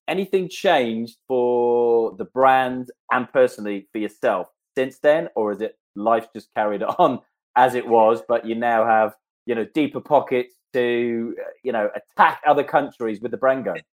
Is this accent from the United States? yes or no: no; Canada; moved away; I was brought up in Canada